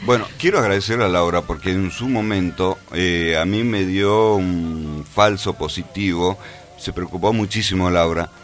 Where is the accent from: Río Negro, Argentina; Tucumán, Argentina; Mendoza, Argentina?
Tucumán, Argentina; also born or lived in Cruz Alta / Alderetes / La Banda; nací acá en Tucumán. Eh, bueno, viví en el Empalme